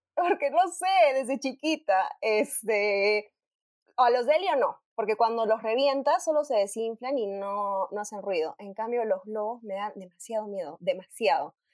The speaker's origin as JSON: {"language": "Spanish", "region": "Arequipa", "country": "Peru", "tie": "born or raised there", "also_born_or_lived": "Lima, Peru / Madrid, Spain", "moved": "as an adult", "said": "Nací en Arequipa, eh, hace, en el 2010 me mudé a Lima para estudiar en la universidad y actualmente estoy en Arequipa"}